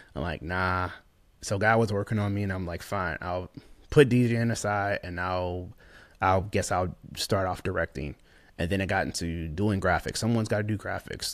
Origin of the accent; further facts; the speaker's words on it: St. Louis, Missouri, United States; moved away as an adult; also born or lived in Lakeland, Florida / Tampa, Florida; He had one bathroom in the house, uh, growing up in Saint Louis